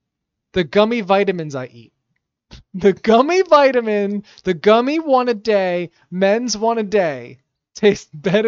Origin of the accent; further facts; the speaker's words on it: United States; nah, I'm from America.